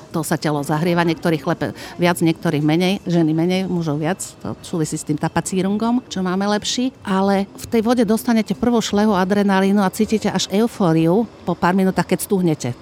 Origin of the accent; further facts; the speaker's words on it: Slovakia; Sme z celého Slovenska a rôznych profesí